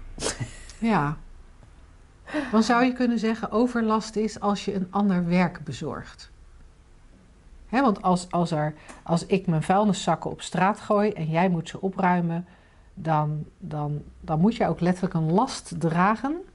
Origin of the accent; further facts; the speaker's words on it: 's-Gravenzande, South Holland, Netherlands; in Schavenzanden, waar ik opgegroeid ben